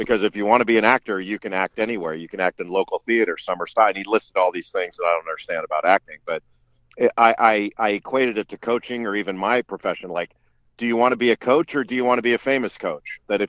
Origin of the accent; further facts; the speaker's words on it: Los Angeles, California, United States; moved away as an adult; I grew up in Los Angeles